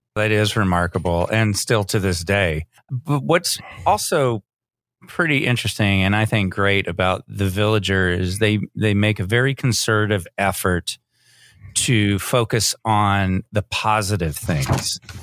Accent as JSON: {"language": "English", "town": "Austin", "region": "Texas", "country": "United States", "tie": "born or raised there", "also_born_or_lived": "Georgetown, Texas", "said": "growing up in Austin and Georgetown"}